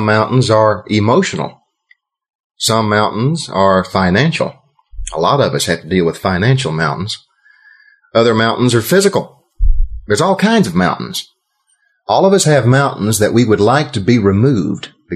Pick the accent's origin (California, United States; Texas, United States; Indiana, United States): Texas, United States; I'm from Texas